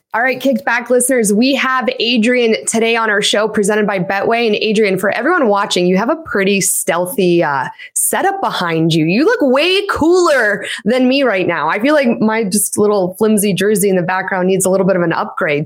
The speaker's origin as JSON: {"language": "English", "country": "Canada", "tie": "born or raised there", "said": "My parents were born in Poland, and I'm the first person here in Canada"}